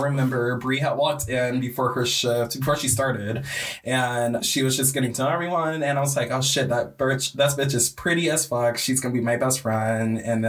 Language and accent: English; Michigan, United States; we're both from Michigan.